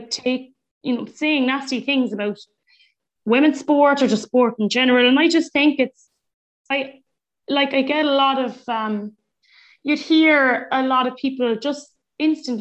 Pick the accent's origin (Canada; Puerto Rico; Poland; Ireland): Ireland; Munster; moved away; also born or lived in Mallow; I used to tell them I was from Munster